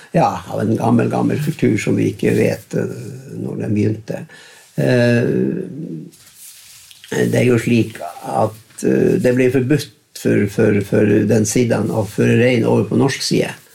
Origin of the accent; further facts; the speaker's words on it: Grettaksbotn, Northern Norway, Norway; Men eftersom jeg vokste opp i Grettaksbotn, mm. så vokste vi opp i en norsk, nordnorsk eh, kontekst.